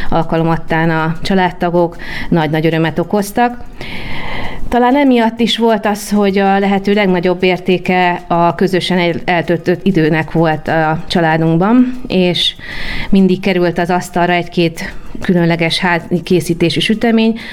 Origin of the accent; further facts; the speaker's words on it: Budapest, Hungary; egy belvárosi millióben nőttem föl, amely lehetővé tette, hogy a Vörös Marti téri, illetve az egyéb karácsonyi vásárok már ideje korán meghozzák a családunk számára a karácsonyi hangulatot